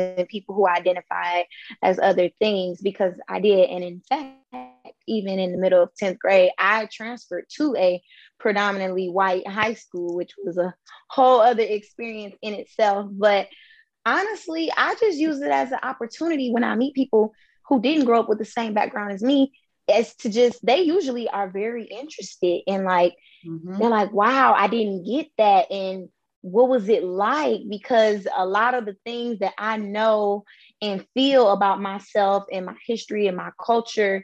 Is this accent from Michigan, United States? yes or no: yes; Detroit, Michigan, United States; I was born in Detroit, Michigan